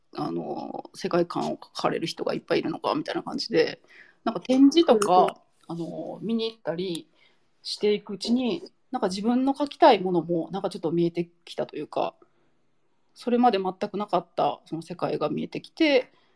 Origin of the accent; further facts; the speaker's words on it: Nara, Japan; also born or lived in Osaka; now in Tamba-Sasayama, Japan; 出身は奈良なんです